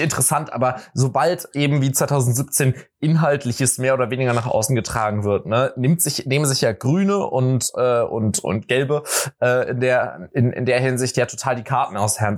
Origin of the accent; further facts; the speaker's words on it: Berlin, Germany; weil ich komme ja aus Berlin. So, ich verstehe mich halt als Berliner und als halt Westberliner